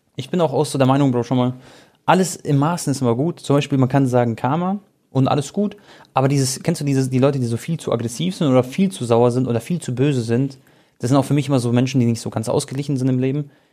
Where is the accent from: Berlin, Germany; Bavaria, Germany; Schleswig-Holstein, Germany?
Bavaria, Germany; Munich; ich bin in München geboren, Deutschland aufgewachsen